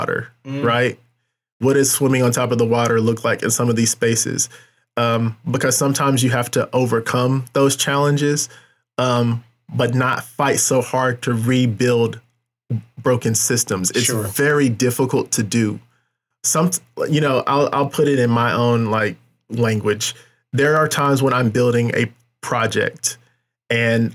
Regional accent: North Carolina, United States; now in Kansas City, United States; I'm from North Carolina, specifically the Triad, High Point, Winston-Salem, Greensboro.

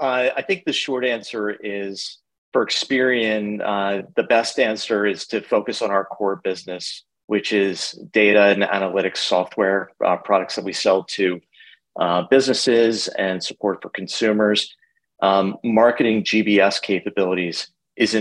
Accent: New Jersey, United States; moved away as an adult; also born or lived in New York; now in Philadelphia, United States; So I'm born and raised in New Jersey. Lived there for, 40 years or so, 40 plus years

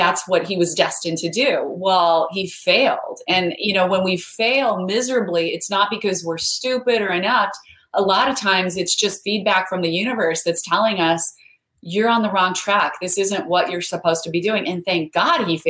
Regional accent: Idaho, United States; I grew up in Idaho where there's a whole bunch of potatoes, but no mangoes

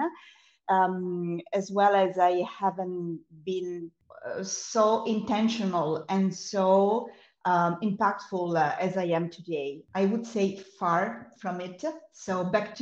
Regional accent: Italy; now in Cyprus; I'm from Italy originally, and I still live in Europe, but I do not live in Italy anymore. And I live in the beautiful island of Cyprus

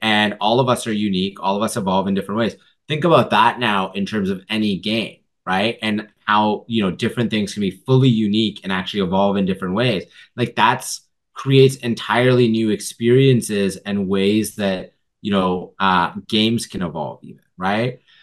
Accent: Vancouver, British Columbia, Canada; I grew up actually in Vancouver

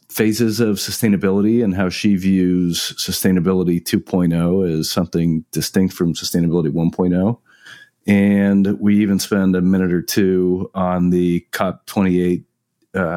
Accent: Colorado, United States; I'm from Colorado

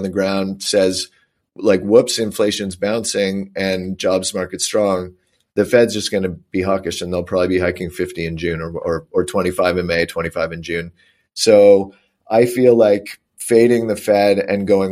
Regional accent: Canada; I'm Canadian

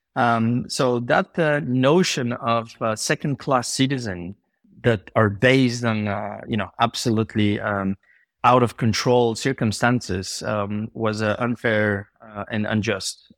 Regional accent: Bulgaria; moved away; I was born in Bulgaria, uh, in, uh, seventy-six

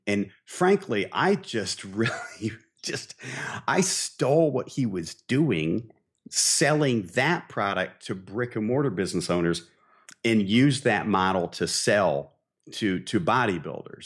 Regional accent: Barberton, Ohio, United States; also born or lived in Dayton, Ohio; I grew up in Barberton, Ohio

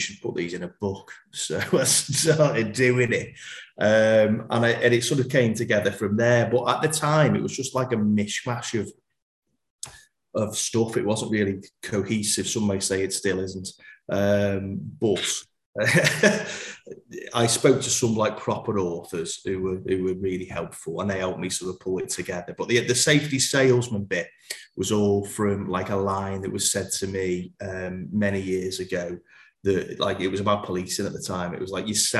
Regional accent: Merseyside, North West England, United Kingdom; accent: guttural accent; I'm from the Merseyside area

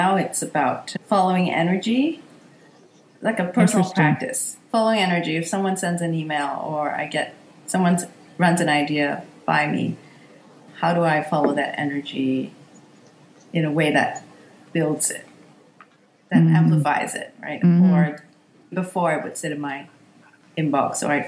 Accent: Singapore; moved away; also born or lived in United States; I'm from Singapore

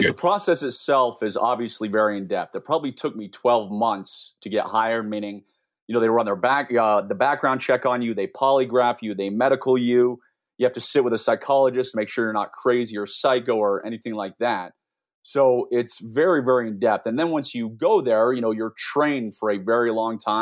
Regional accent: Washington, District of Columbia, United States; I was born and raised in the Washington, D.C. area

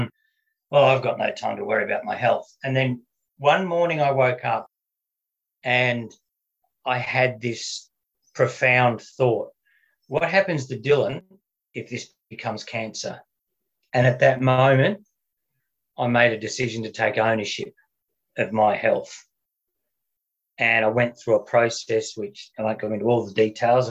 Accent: Melbourne, Victoria, Australia; also born or lived in Surfers Paradise, Queensland; I grew up in Melbourne, but all this happened when I was living up in Queensland.

